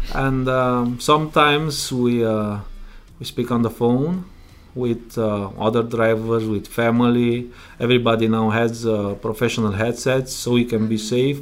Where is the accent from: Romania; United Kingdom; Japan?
Romania; English is a second language; moved away as an adult; now in Prince Edward Island, Canada; I'm originally from Romania. I came uh, in Canada three, three years ago